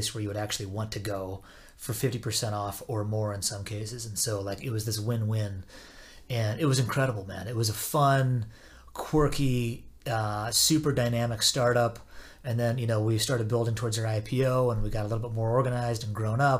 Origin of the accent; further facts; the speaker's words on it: Southwest Washington, United States; moved away as an adult; also born or lived in Algona, Iowa / Ames, Iowa / Kansas / Chicago; now in Minneapolis, United States; Moved there when I was in fifth grade, stayed there until I graduated high school